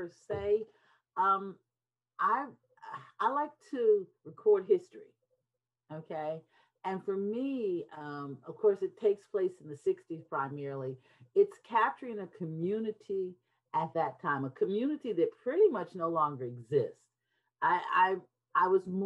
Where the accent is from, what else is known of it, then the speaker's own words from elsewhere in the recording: Detroit, Michigan, United States; Because I grew up in Detroit, and I grew up with seven